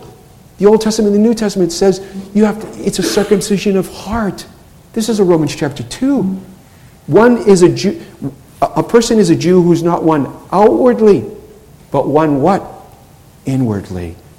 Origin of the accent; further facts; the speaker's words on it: New England, United States; I'm from New England.